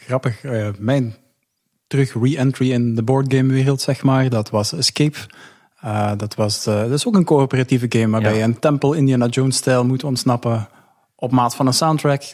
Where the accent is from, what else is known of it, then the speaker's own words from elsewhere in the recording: Belgium; ik kom uit België